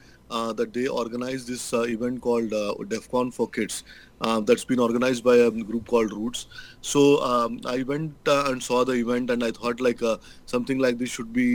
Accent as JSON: {"language": "English", "town": "Bangalore", "region": "Karnataka", "country": "India", "lives_now": "San Francisco Bay Area, United States", "said": "I presently live in San Francisco Bay Area. I'm originally from Bangalore, India."}